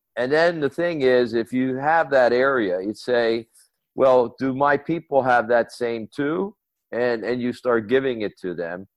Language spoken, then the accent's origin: English; United States; moved away as an adult; my home country, the US